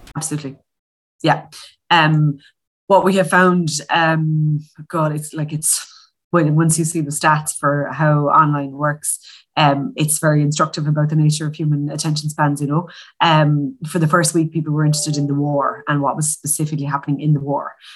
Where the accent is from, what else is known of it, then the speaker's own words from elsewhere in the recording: Limerick, Munster, Ireland; I'm from Limerick